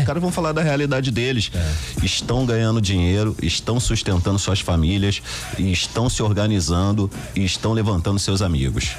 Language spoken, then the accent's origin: Portuguese; Rio de Janeiro, Brazil; eu na época morava na Vila Kennedy, né? na favela da Metral, onde eu fui criado.